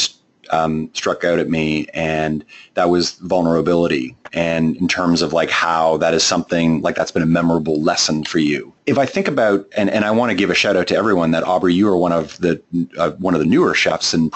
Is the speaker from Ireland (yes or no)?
no; Canada; accent: Canadian; my Canadian accent